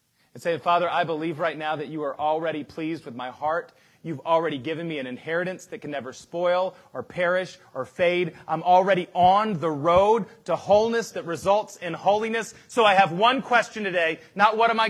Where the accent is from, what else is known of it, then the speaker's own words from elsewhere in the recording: United States; we as American Christians